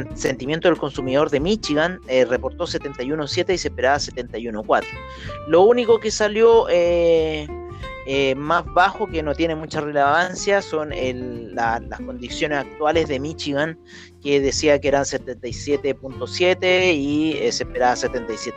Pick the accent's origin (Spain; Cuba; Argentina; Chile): Chile